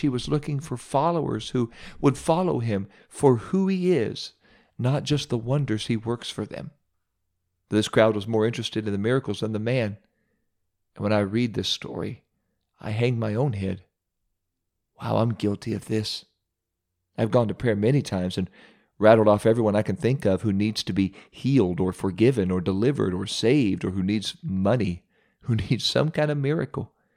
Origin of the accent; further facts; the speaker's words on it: Ohio, United States; my home state of Ohio